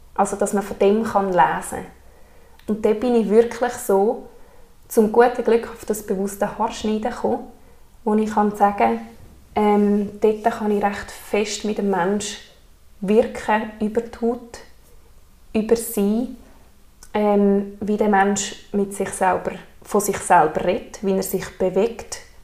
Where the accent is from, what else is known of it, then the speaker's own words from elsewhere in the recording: Alpnach, Obwalden, Switzerland; komme von Alpnach und bin 27